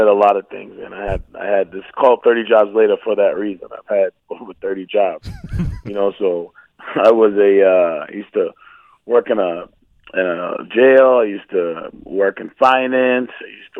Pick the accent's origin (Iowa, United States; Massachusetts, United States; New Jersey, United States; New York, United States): Massachusetts, United States; Milton; I grew up in Milton, Massachusetts, a little burb outside of right outside of Boston.